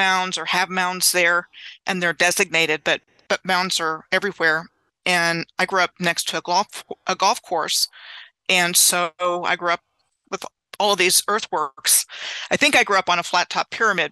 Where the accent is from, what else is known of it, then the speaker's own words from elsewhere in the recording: Gaithersburg, Maryland, United States; moved away as an adult; also born or lived in Clovis, New Mexico / Fairbanks, Alaska / Wyoming / Oklahoma City, Oklahoma; I grew up in the Gaithersburg, Rockville, Maryland area in Montgomery County. So I grew up about 20 miles from Washington, D.C.